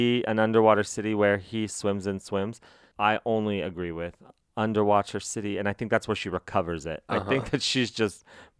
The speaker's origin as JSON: {"language": "English", "region": "New Mexico", "country": "United States", "said": "I was from New Mexico"}